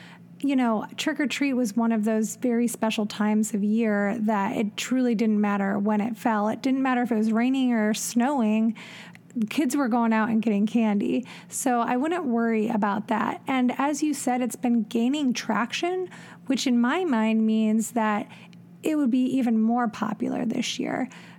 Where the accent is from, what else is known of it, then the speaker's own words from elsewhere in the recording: Elyria, Ohio, United States; When I was growing up in Elyria, Ohio